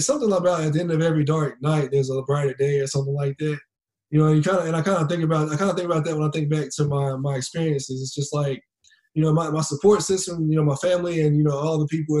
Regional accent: Greensboro, North Carolina, United States; here in Greensboro, in my hometown

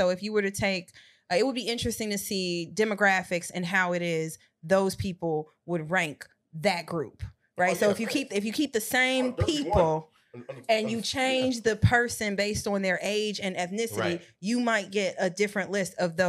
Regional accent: Tennessee, United States; He from Texas, I'm from Tennessee.

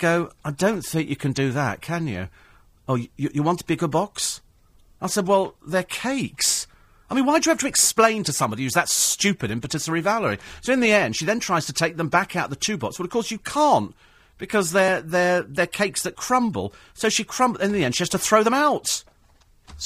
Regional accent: United Kingdom; being British

